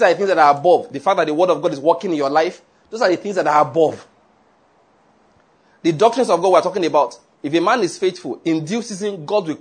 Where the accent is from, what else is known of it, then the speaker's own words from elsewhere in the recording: Nigeria; I'm a Nigerian